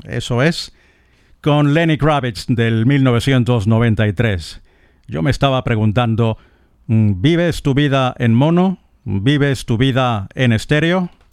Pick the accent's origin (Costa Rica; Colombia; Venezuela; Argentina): Venezuela; eastern Venezuela; now in Madrid, Spain; para mi ciudad natal, para el oriente de Venezuela